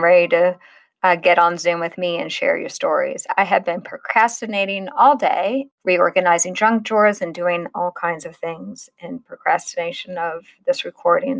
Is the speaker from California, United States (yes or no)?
no; Illinois, United States; born or raised there; also born or lived in Long Island, New York / Maine